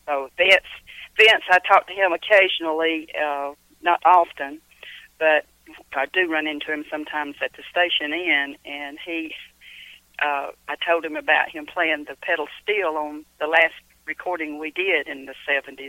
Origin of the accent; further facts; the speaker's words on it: Cumming, Georgia, United States; also born or lived in Kentucky; I was born and raised here in Cumming, Georgia